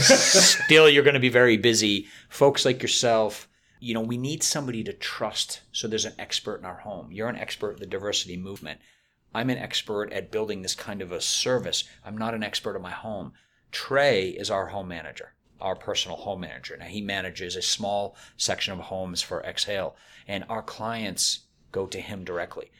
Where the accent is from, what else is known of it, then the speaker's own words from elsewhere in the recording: Boston, Massachusetts, United States; also born or lived in Chicago / Winston-Salem; now in Raleigh, United States; I'm from Boston